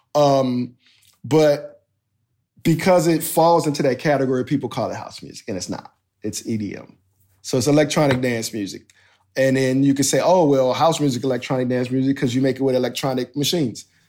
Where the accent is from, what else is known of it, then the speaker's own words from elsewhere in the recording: United States; I'm this American D J